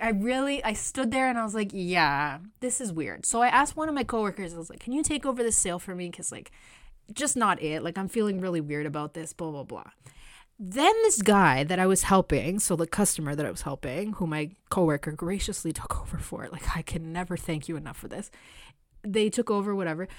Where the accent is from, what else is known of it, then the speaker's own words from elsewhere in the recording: Canada; I was born here in Canada, but my parents are Latin American